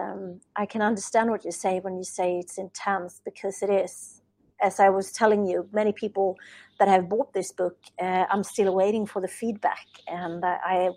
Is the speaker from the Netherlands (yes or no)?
no; Sweden; English is a second language; English is not my native language, as I'm from Sweden